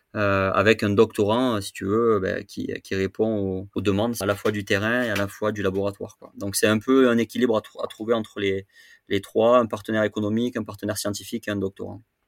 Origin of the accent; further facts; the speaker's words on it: Châteauneuf-du-Pape, Provence-Alpes-Côte d'Azur, France; je suis originaire de, Châteauneuf-du-Pape, euh, qui est un petit village euh, réputé pour son breuvage à côté d'Avignon. Donc j'ai grandi dans le Vaucluse.